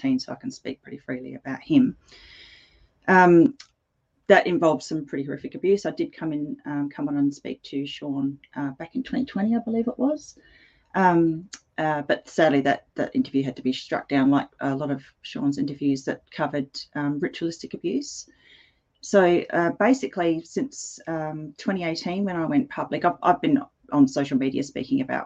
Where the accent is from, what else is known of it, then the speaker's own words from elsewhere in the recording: Edwardstown, South Australia, Australia; where I grew up in Edwardstown, it was a very industrial area